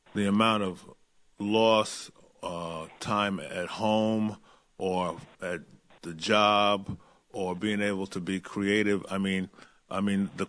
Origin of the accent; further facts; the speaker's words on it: New York City, New York, United States; I grew up in Brooklyn